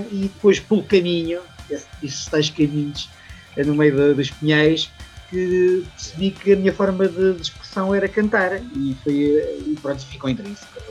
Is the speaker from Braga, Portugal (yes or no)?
no; a village 20 km from Leiria, Leiria District, Portugal; also born or lived in Luxembourg; E, depois cresci na, na terriola, na terriola da minha mãe, uh, algo estilo casa na pradaria, uh, assim, uma aldeiazinha, um sítio a 20 km da cidade